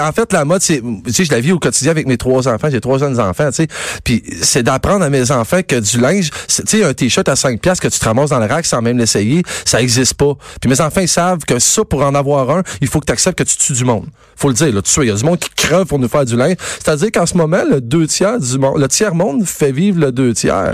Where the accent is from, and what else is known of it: Quebec, Canada